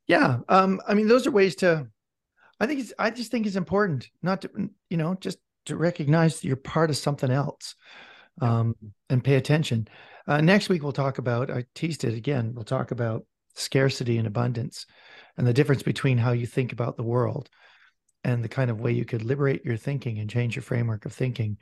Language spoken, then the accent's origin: English; Vancouver, British Columbia, Canada; I'm from Vancouver